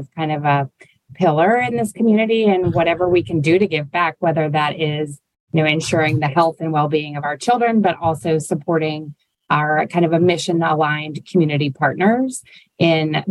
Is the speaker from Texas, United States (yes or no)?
yes; Fort Worth, Texas, United States; moved away as an adult; now in New Orleans, United States; growing up in a city with an amazing zoo, the Fort Worth Zoo. I'm a Texan at heart